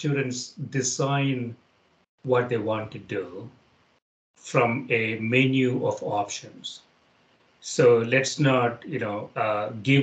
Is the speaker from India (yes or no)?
yes; India; now in United States; Where I grew up in India